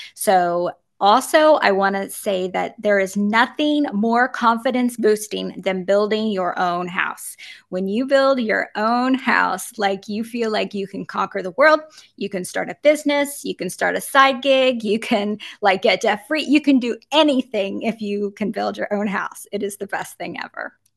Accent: Virginia, United States; moved away as an adult; also born or lived in Nevada / Florida; I grew up in Virginia

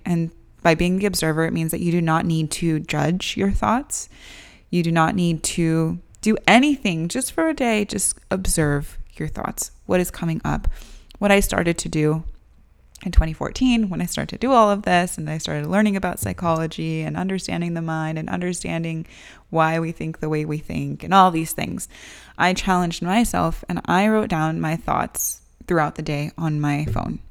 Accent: United States; I was born and raised here in the United States

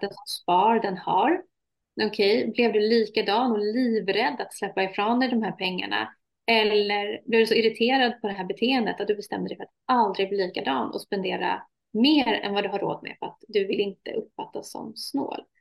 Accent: Sweden; also born or lived in Iraq; Jag är halvsvensk, halvirakier

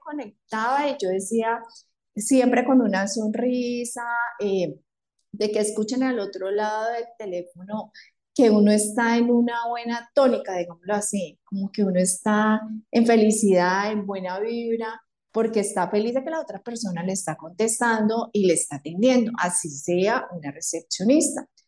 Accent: Palmira, Valle del Cauca, Colombia; now in Cali, Colombia; yo soy de Palmira, vivo en Cali y estudiaba en Cali

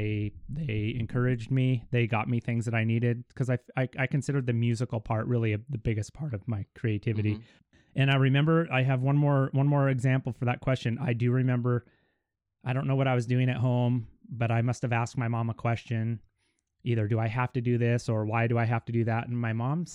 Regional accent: Kellogg, Idaho, United States; Born and raised in good old Kellogg

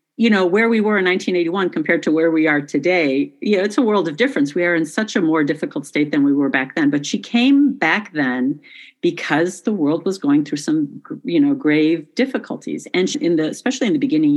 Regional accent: Chicago, Illinois, United States; also born or lived in village near Medjugorje, Bosnia and Herzegovina; I am Croatian, but my family moved to the United States when I was 2 years old. And so I grew up in the Chicago area

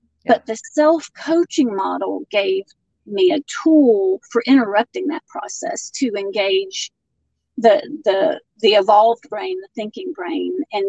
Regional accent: Florida, United States; moved away as an adult; now in Acworth, United States; Well, I grew up in Florida, but moved to Georgia the day after I graduated high school. Now I live in Acworth, Georgia, which is about 30 minutes north of Atlanta.

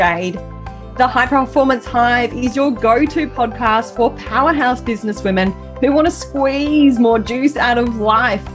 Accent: Melbourne, Victoria, Australia; now in Perth, Australia; grew up in a family home with a large family in Melbourne. So I'm originally from Melbourne and I now live in Perth

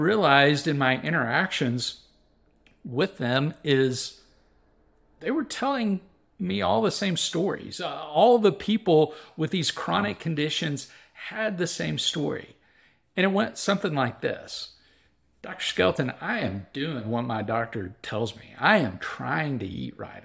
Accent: Waco, Texas, United States; I grew up in Central Texas in the Waco, uh, area

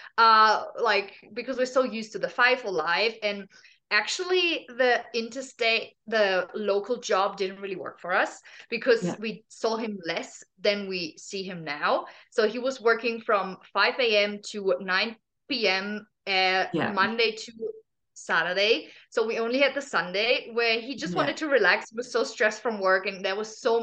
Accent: Germany; moved away as an adult; also born or lived in Australia; I'm originally from Germany

